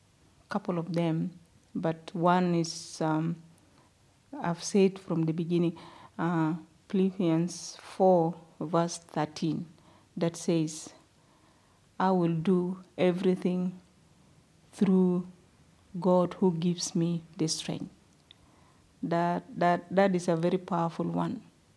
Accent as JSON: {"language": "English", "country": "Sudan", "moved": "yes", "said": "especially in Uganda when I was out from Sudan."}